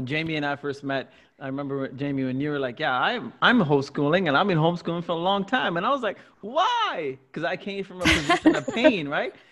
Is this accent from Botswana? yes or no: no; Singapore; now in Canada; I grew up in Singapore